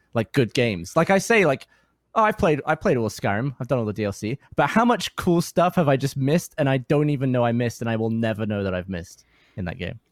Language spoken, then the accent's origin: English; England, United Kingdom; now in Austin, United States; as a Brit